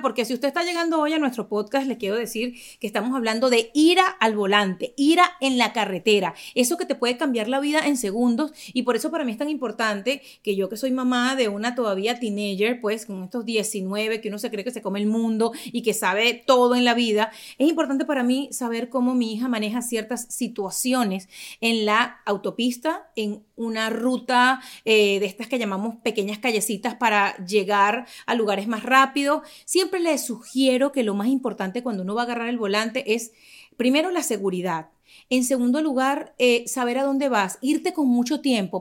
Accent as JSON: {"language": "Spanish", "town": "Caracas", "region": "Capital District", "country": "Venezuela", "tie": "born or raised there", "moved": "as an adult", "lives_now": "United States", "said": "Yo vengo de Caracas, ya les digo, venezolana"}